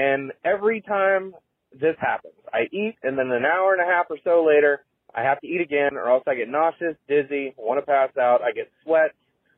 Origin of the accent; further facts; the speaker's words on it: Maryland, United States; I'm from Maryland.